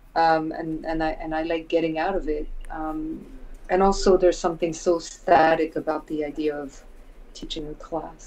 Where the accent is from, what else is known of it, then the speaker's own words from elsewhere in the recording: France; moved away as an adult; also born or lived in United States; when I was a kid, growing up around the Peugeot plants, you know, the Peugeot factories